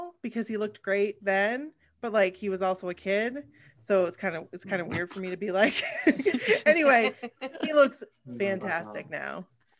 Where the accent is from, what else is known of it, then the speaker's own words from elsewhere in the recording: Maine, United States; we're from Maine.